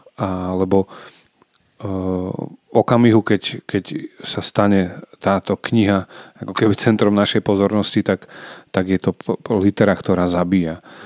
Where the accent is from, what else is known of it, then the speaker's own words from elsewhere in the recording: eastern Slovakia, Slovakia; jak sa u nás na východe hovorí